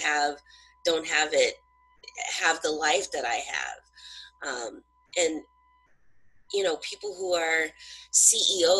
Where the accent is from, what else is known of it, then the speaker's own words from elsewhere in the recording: Southern California, United States; I'm from Southern California